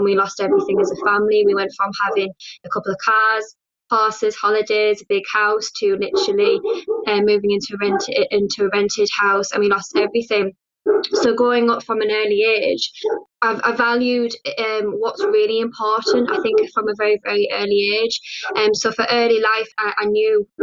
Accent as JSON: {"language": "English", "area": "Teesside", "region": "North East England", "country": "United Kingdom", "tie": "born or raised there", "said": "early life in Teesside was kind of like any kind of usual kind of working class family"}